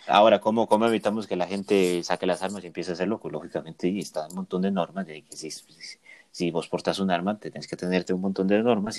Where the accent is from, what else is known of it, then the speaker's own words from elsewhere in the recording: Costa Rica; nos hemos caracterizado como costarricenses de ser unas personas de paz